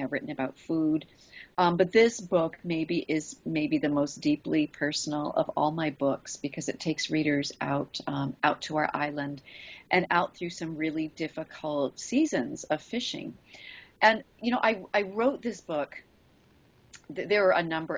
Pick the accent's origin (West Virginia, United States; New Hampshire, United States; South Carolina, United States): New Hampshire, United States; moved away as an adult; also born or lived in Kodiak, Alaska; now in Alaska, United States; I grew up in New Hampshire